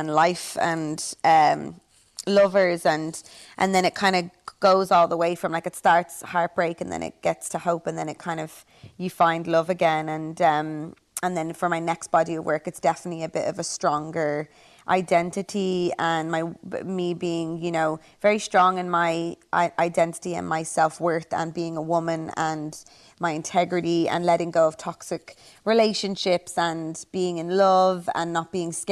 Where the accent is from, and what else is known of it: Ireland